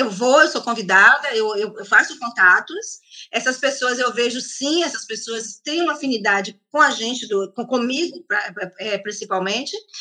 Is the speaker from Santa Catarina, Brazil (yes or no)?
no; Salvador, Bahia, Brazil; now in Switzerland; como brasileira, né? O brasileiro, nós brasileiros